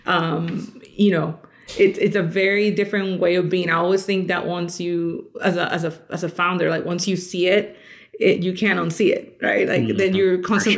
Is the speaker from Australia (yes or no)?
no; Colombia; now in Louisville, United States; I am actually originally from Colombia. I've been here in the States for about 21 years now